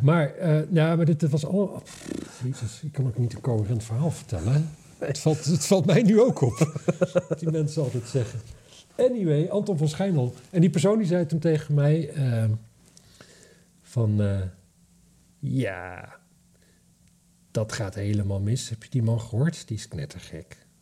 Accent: Drenthe, Netherlands; ik kom uit Drenthe

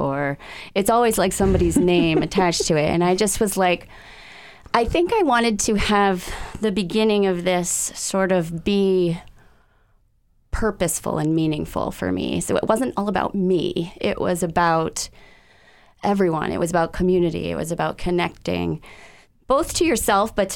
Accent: Needham, Massachusetts, United States; also born or lived in Amherst, Massachusetts / Northampton, Massachusetts; I grew up outside of Boston in a suburb named Needham, Massachusetts

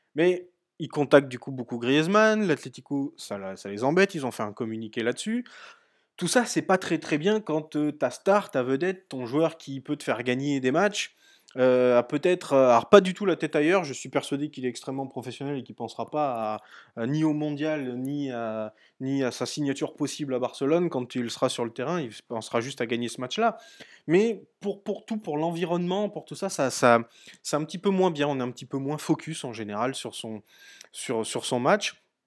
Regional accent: France; on est français

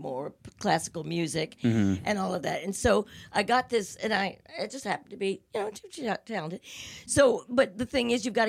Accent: New York, United States; Well, I owned a business, and and I was from New York.

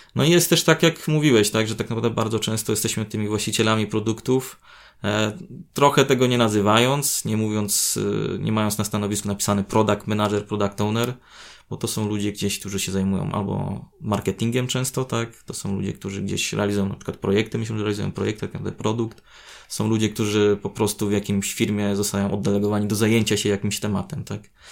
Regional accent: Chełmno, Kuyavian-Pomeranian Voivodeship, Poland; now in Gdańsk, Poland; do mojego rodzinnego miasta z Gdańska

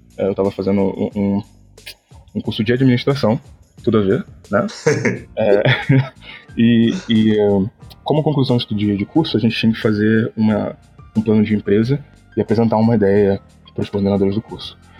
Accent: Rio de Janeiro, Brazil; eu sou do Rio de Janeiro

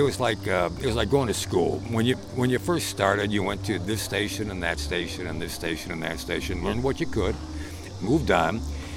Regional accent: Chicago, Illinois, United States; also born or lived in Carmel; now in Indianapolis, United States; Okay, well, Chicago boy originally

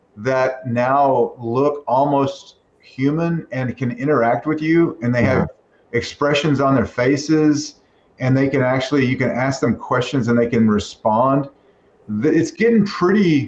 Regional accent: Texas, United States; moved away; I'm a Texan

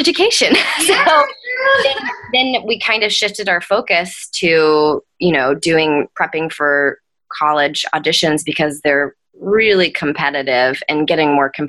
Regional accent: Nashville, Tennessee, United States; moved away; I was getting to perform professionally for the first time in my hometown

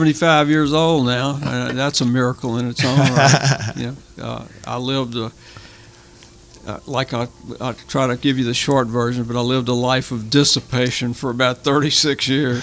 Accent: Baton Rouge, Louisiana, United States; moved away as an adult; now in Lafayette, United States; I grew up in Baton Rouge.

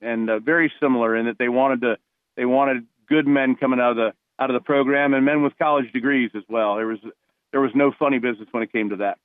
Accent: New Jersey, United States; moved away as an adult; I was a kid from New Jersey who came down

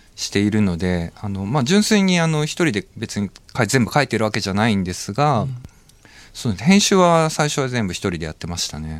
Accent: Shizuoka, Japan; 出身はですね、あの。まあ、トロ遺跡で有名な 静岡県生まれ

